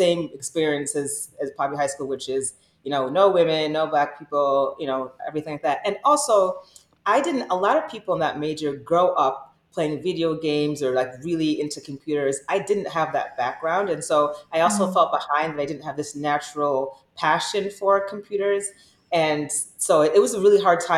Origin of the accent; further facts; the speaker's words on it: Michigan, United States; I'm from Michigan